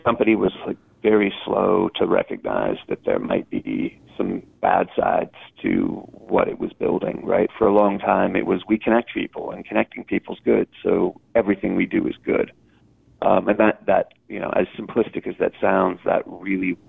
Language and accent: English; United States; as an American